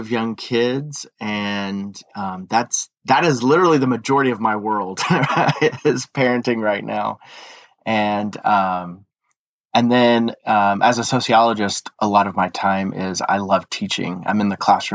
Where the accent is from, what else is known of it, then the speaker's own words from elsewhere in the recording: East Texas, United States; I was raised in East Texas